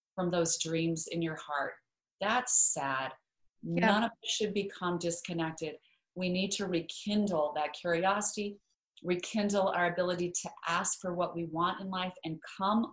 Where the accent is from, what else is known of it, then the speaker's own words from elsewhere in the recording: Idaho, United States; moved away; I grew up in Idaho where there are lots of potatoes and no mangoes